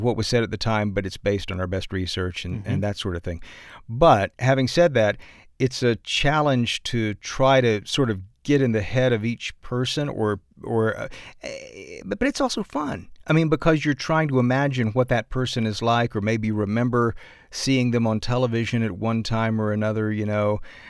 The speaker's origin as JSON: {"language": "English", "region": "the South", "country": "United States", "accent": "Southern", "said": "And honestly, it's so hard for me to get out of my Southern accent."}